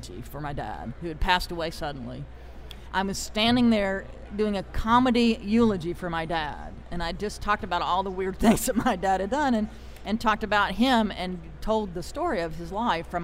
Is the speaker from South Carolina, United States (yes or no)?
yes; Greenville, South Carolina, United States; moved away; I'm from Greenville, South Carolina originally.